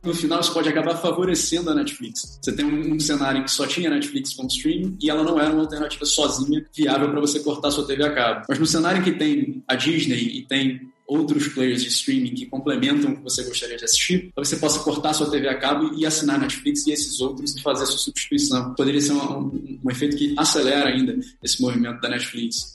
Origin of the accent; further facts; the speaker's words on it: Rio de Janeiro, Brazil; sou carioca